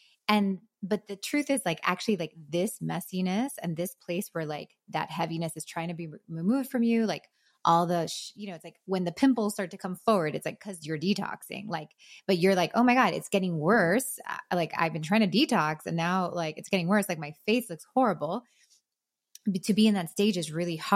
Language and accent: English; Miami, Florida, United States; moved away as an adult; now in North Carolina, United States; I'm from Miami, was raising my family there. My husband's from there. We're both Cuban kids